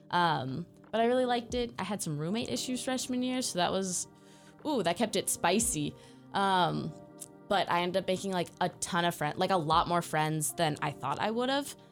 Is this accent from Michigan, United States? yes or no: no; San Juan Bautista, California, United States; moved away as an adult; now in Corvallis, United States; I'm also Bay Area. Okay, where in Bay Area? um, specifically San Juan Bautista. If you ever had to study the missions, I live by a mission.